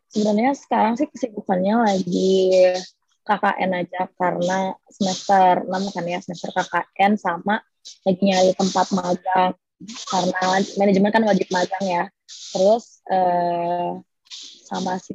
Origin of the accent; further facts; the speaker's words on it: Bandung, West Java, Indonesia; aku asli Bandung.